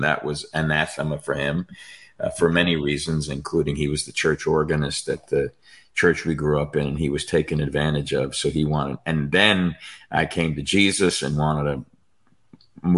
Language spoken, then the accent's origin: English; New York, United States; I'm a dysfunctional Italian born and raised in New York